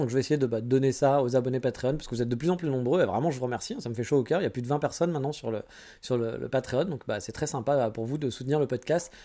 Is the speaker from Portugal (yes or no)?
no; France; moved away as an adult; now in Japan; je suis français